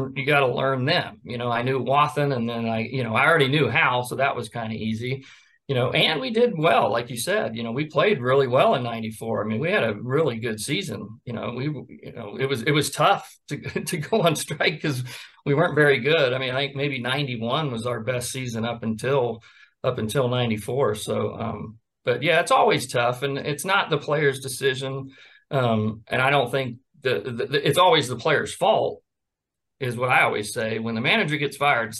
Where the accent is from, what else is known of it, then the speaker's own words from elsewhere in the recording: Sarasota, Florida, United States; I grew up in Sarasota